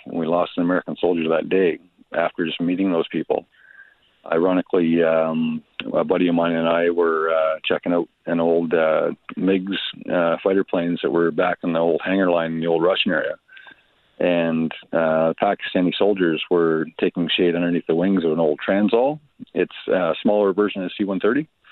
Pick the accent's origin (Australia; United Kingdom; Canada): Canada; Detroit area, Southern Ontario; growing up around Southern Ontario, Detroit area